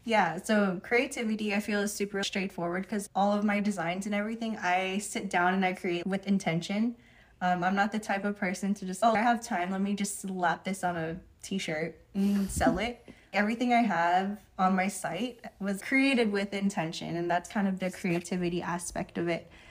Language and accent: English; Union City, California, United States; moved away as an adult; now in Hawaii, United States; I was born and raised in California